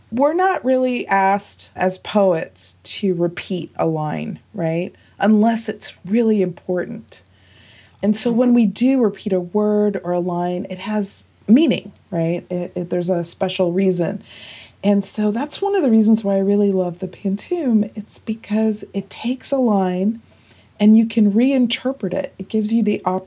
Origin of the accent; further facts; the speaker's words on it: North Carolina, United States; moved away; also born or lived in New York; North Carolina